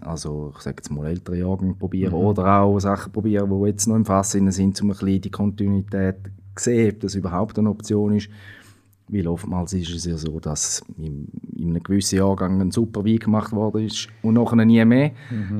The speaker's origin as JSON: {"language": "German", "country": "Switzerland", "said": "bei uns in der Schweiz"}